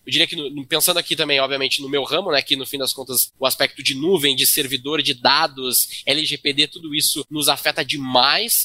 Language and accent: Portuguese; Rio Grande do Sul, Brazil; Eu, como gaúcho, vindo do Rio Grande do Sul